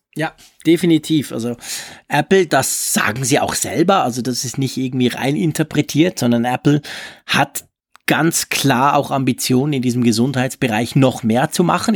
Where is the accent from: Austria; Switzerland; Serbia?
Switzerland; wir Schweizer